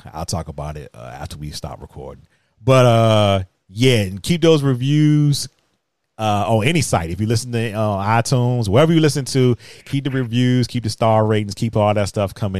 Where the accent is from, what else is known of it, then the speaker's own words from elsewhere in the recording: Virginia, United States; now in New York, United States; I'm from Virginia.